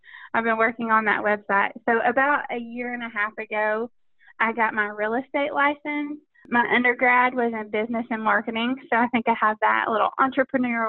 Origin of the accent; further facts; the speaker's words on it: Knoxville, Tennessee, United States; I grew up in Knoxville, Tennessee